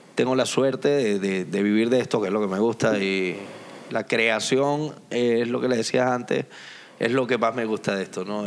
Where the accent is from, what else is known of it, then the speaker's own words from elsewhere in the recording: Venezuela; now in Tenerife, Spain; Soy venezolano